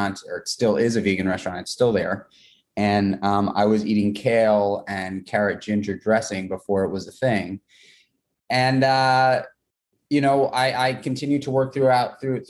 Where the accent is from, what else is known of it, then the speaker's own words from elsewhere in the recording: New York City, New York, United States; I grew up in New York City. I grew up in Manhattan